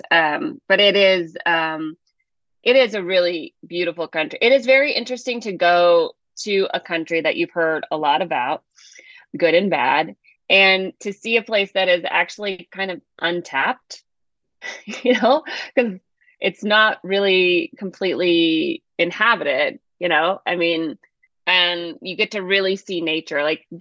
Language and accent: English; Georgia, United States; also born or lived in East Bay, California; now in Los Angeles, United States; we moved to Georgia when I was five